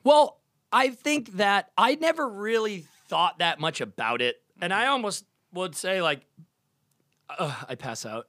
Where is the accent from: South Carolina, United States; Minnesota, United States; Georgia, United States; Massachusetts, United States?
Massachusetts, United States; Duxbury; now in Los Angeles, United States; I'm from Boston